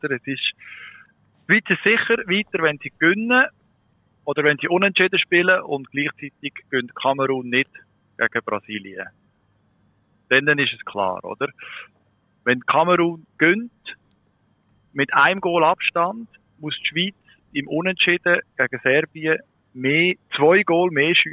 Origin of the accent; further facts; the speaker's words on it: Germany; Für mich als Deutsche